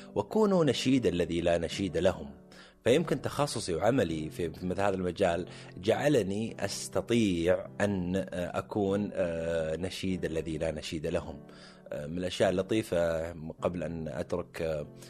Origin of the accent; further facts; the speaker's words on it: Jubail, Eastern Province, Saudi Arabia; انا من ابناء الجبيل الصناعيه